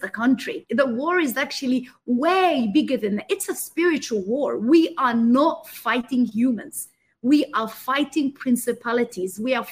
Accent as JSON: {"language": "English", "country": "Egypt", "tie": "born or raised there", "moved": "yes", "said": "I was born in Egypt, but then, you know, terrorists came into Egypt, and I watched my uncle get murdered, and we escaped that night"}